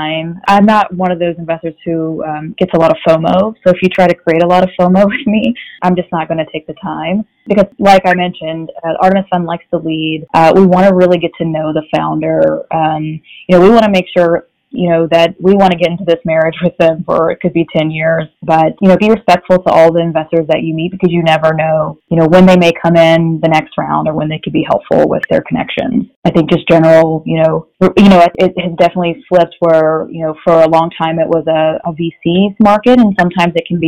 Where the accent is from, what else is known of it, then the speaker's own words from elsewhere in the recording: Alabama, United States; moved away as an adult; also born or lived in Washington, D.C.; now in Texas, United States; born and raised in Alabama